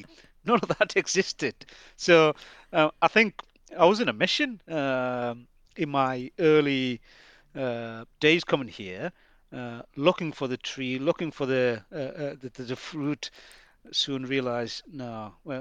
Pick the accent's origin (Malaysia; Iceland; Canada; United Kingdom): United Kingdom; Newcastle upon Tyne, North East England; also born or lived in Bangladesh; We Geordies, I do class myself as a Geordie, even though not born in this part of the world